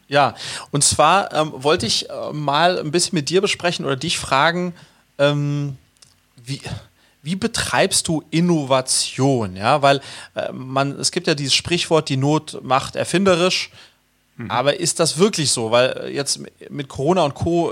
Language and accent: German; Sweden; als Schwede